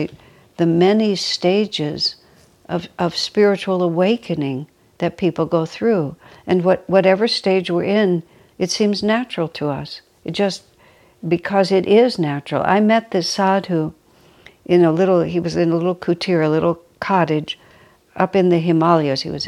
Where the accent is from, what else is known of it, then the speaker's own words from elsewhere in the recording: United States; I'm American